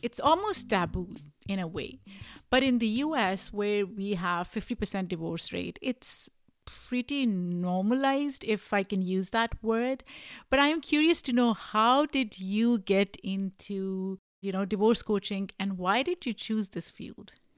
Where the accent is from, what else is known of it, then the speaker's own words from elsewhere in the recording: Pakistan; now in United States; I am an immigrant. I grew up in Pakistan.